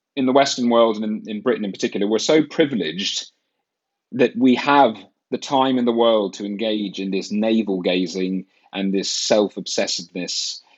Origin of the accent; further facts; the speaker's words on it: Ireland; moved away as an adult; now in United Kingdom; I'm from Ireland. I grew up there till I was 18.